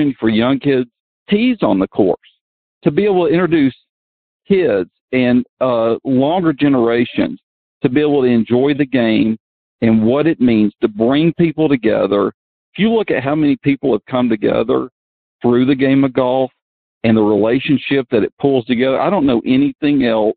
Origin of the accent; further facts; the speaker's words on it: Georgia, United States; this is my home state. This is my hometown.